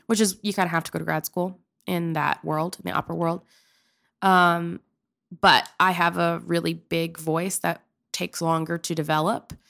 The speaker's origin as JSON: {"language": "English", "region": "Pennsylvania", "country": "United States", "also_born_or_lived": "Oklahoma", "moved": "as an adult", "said": "I'm from Pennsylvania."}